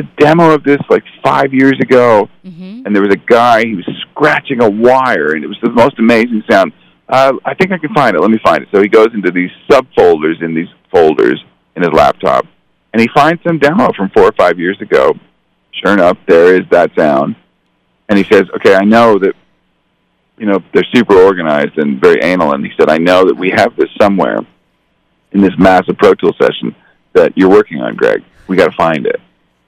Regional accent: Canada; moved away as an adult; now in Los Angeles, United States; I grew up in Canada, but when I moved here at the age of 21

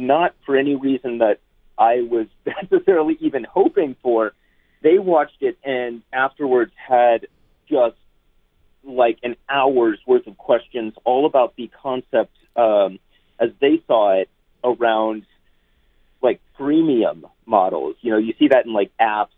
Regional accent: San Francisco, California, United States; moved away; I was born in San Francisco as well. I left and then came back

